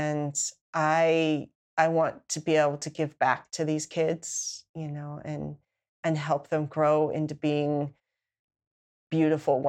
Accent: Salt Lake City, Utah, United States; also born or lived in California / Grand County, Utah; I grew up in Salt Lake City

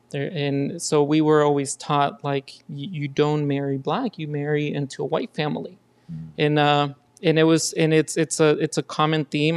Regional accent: Los Angeles, California, United States; also born or lived in Mexico; I grew up in East LA pretty much my entire life

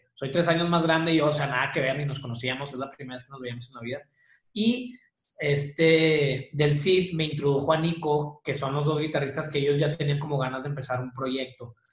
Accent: Monterrey, Nuevo León, Mexico; Soy de Monterrey toda la vida

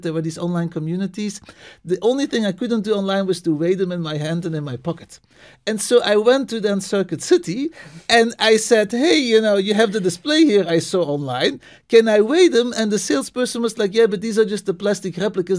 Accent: Belgium; moved away as an adult; also born or lived in New England, United States / Istanbul, Turkey; now in Boston, United States; I'm originally from Belgium, uh, moved to the States

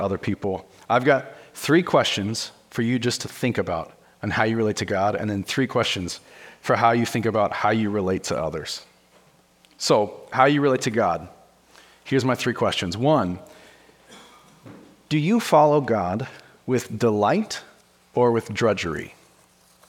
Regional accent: Wyoming, United States; I'm from Wyoming

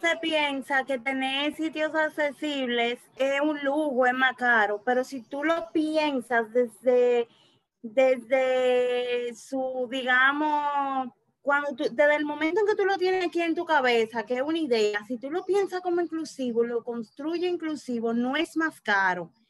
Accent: Azua, Dominican Republic; yo nací en Asua

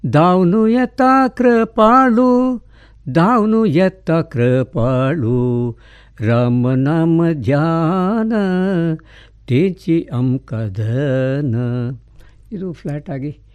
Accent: Puttur, Karnataka, India; born or raised there

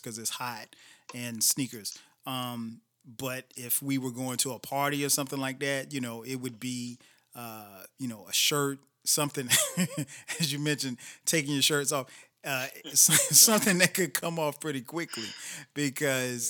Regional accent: Florence, South Carolina, United States; we grew up in the same hometown, right? In Florence, South Carolina

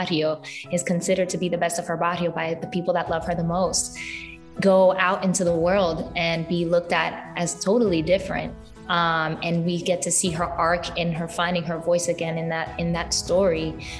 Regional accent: New York City, New York, United States; I'm a New Yorker. I was born in the Bronx. I have family in the Heights.

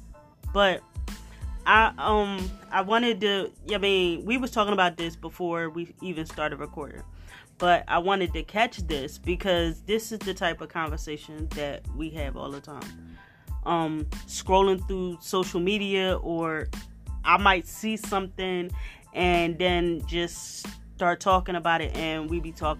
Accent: Philadelphia, Pennsylvania, United States; I'm from Philly

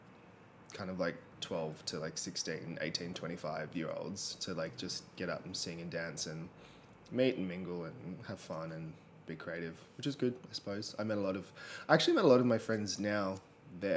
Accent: Sydney, New South Wales, Australia; I'm from the northwest of Sydney. I grew up in the Bible Belt in West Pennant Hills

